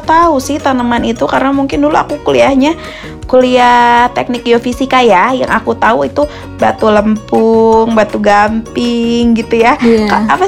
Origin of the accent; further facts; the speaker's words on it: Palembang, South Sumatra, Indonesia; now in Jakarta, Indonesia; Aku dari Palembang, Wong Kito Galo, Kak.